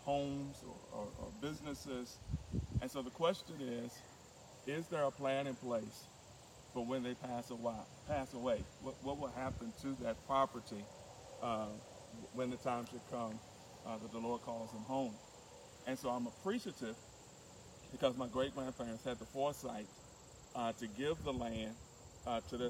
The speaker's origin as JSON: {"language": "English", "town": "Martinsville", "region": "Virginia", "country": "United States", "tie": "born or raised there", "moved": "yes", "lives_now": "Richmond, United States", "said": "I'm actually coming to you live from my hometown of Martinsville, Virginia"}